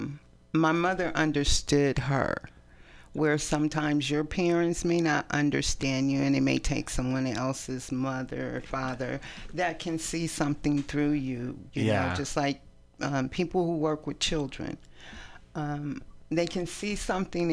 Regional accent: East Palo Alto, California, United States; also born or lived in San Francisco, United States; now in Oakland, United States; We grew up in East Palo Alto

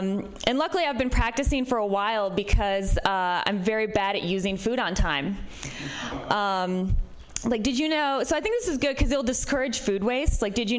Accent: Midwest, United States; I'm from the Midwest, which might be part of it.

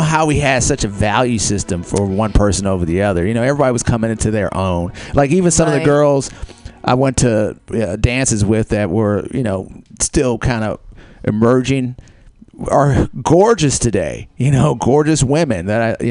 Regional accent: Chicago, Illinois, United States; I grew up in the South Side of Chicago

